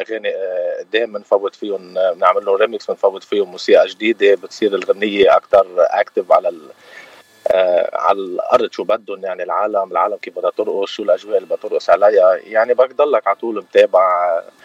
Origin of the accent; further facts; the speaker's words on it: Zahle, Beqaa, Lebanon; moved away as an adult; also born or lived in Beirut, Lebanon; now in California, United States; أنا من زحلة وسكان بيروت، وصار لي بالاغتراب بثلاث سنين